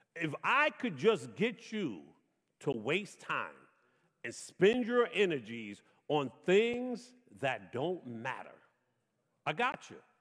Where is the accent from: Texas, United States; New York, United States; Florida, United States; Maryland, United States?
New York, United States; New York City; I grew up in Brooklyn, the oldest of eight children